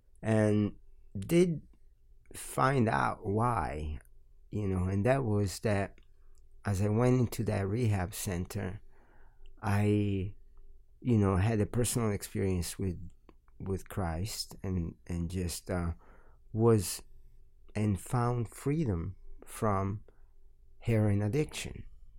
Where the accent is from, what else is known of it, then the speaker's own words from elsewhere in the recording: Milan, Lombardy, Italy; also born or lived in Calabria / Florence; Yeah, I lived in Milan for 19 years and 5 years in Florence. And I was born in Calabria. I lived there for 2 years. Calabria is the last region prior to Sicily, down in the boot.